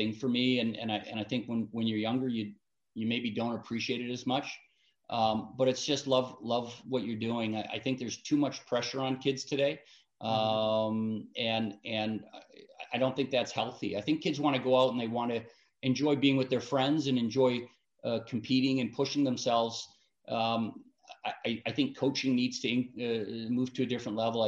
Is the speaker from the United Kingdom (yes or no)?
no; Vancouver, British Columbia, Canada; moved away; also born or lived in Richmond, British Columbia; I grew up in Vancouver, British Columbia